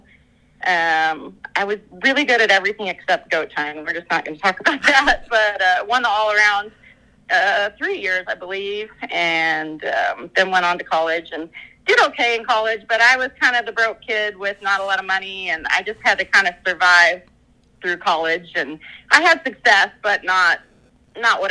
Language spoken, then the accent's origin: English; Minnesota, United States; I grew up in Minnesota